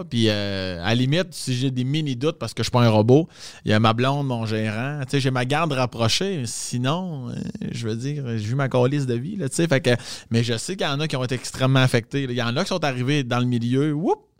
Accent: Quebec, Canada; accent: Quebec; Non, tabarnak, mon accent. Je viens pas de. Tu Sag... je choses qui sont plus fortes au Saguenay, euh, la Beauce, la Gaspésie, là, mais je suis comme, moi, je viens de la rive sud de Québec.

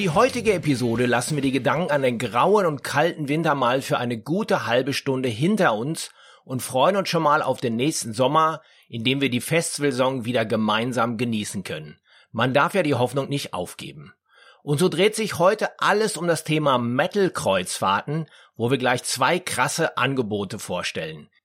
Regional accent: Dortmund, North Rhine-Westphalia, Germany; Ich komme aus Dortmund

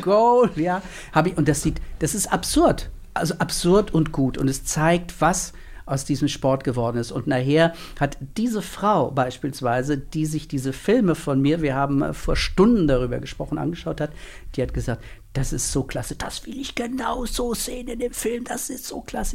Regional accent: Northern Hesse, Germany; moved away as an adult; also born or lived in Mainz; ich komme gebürtig aus Nordhessen

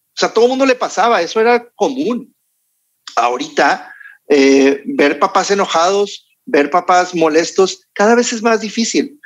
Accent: Mexico; como buenos mexicanos, latinos

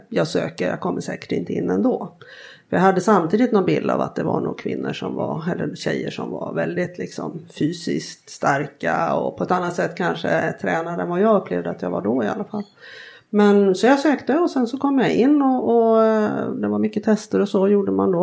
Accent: outside Gothenburg, Västra Götaland, Sweden; uppvuxen eh, utanför Göteborg, jag är enda barnet. Och och eh, bodde först inne i Göteborg tills jag var sju år

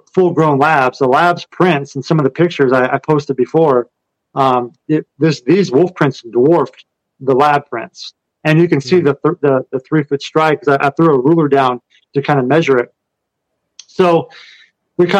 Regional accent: Kansas, United States; moved away; I'm from Kansas and grew up on a farm where we had horses

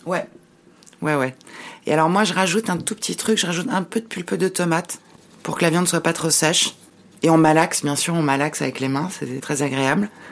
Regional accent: Paris, Île-de-France, France; je suis née, à Paris et on retournait tous les Noëls, pour Noël et le jour de l'an, à Bucarest

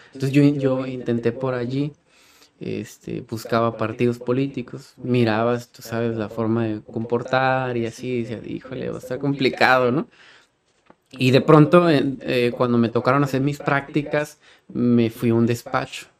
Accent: Tijuana, Baja California, Mexico; a Tijuana, y aquí nací, y aquí crecí

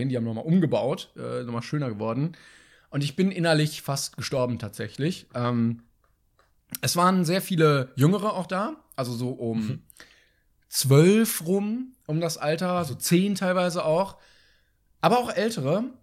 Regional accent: Bavaria, Germany; Nein, ich bin nicht, hör auf, ich bin Bayer, hast, alles gut, ich komme auch nicht aus Franken.

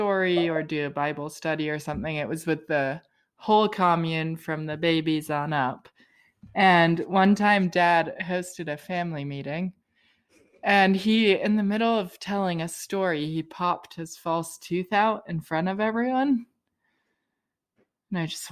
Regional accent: United Kingdom; now in North Carolina, United States; I'm actually British too

